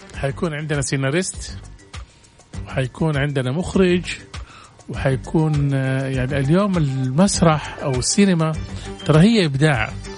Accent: Saudi Arabia; ونحن عندنا في السعوديه

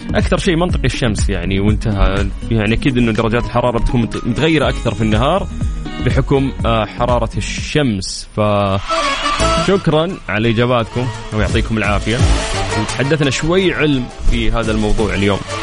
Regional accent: Saudi Arabia; عندنا في المملكة العربية السعودية

